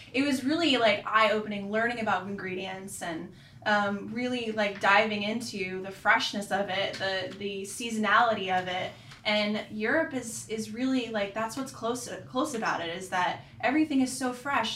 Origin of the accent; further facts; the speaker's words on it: Orlando, Florida, United States; also born or lived in Sarasota, Florida; now in Charlotte, United States; I'm from Florida, um, originally born in Sarasota. Grew up in Orlando area